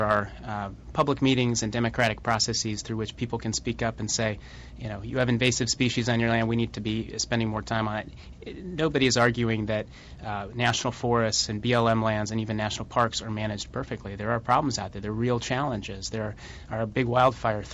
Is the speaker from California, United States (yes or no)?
no; Colorado Springs, Colorado, United States; I'm from Colorado, I hiked and, you know, and around Pikes Peak and spent a lot of time in the outdoors there. And one of the great things about growing up in Colorado Springs